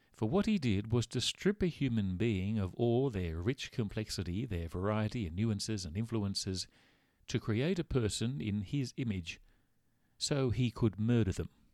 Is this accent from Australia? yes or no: yes; Australia; growing up in Australia.